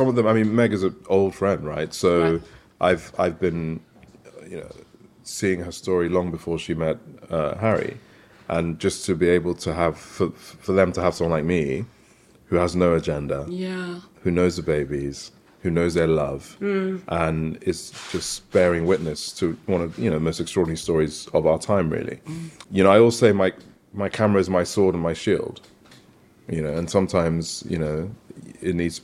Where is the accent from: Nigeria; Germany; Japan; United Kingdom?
Nigeria; Warri, Delta; where I'm from, my village, you know, Wari, Sapele, in the surrounding region